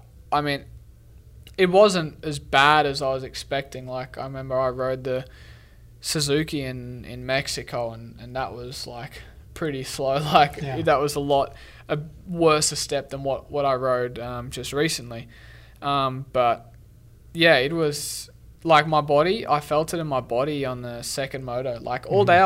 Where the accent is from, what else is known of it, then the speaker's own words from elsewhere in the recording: Sunshine Coast, Queensland, Australia; moved away; where I was from in Australia and Sunshine Coast was was pretty humid